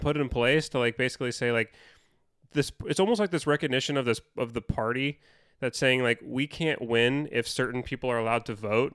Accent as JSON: {"language": "English", "country": "United States", "said": "as an American"}